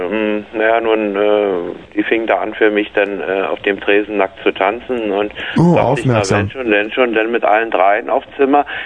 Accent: Berlin, Germany; Na, Ich war in Wessi, ich war aus Steglitz.

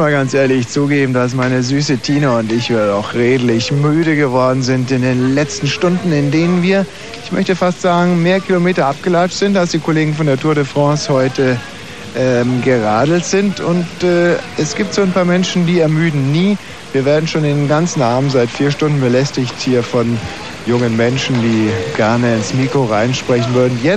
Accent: Lebanon; German is a second language; moved away; Ja. Und wo kommst du her … Ja, ich komme aus Libanon. Aus dem Libanon?

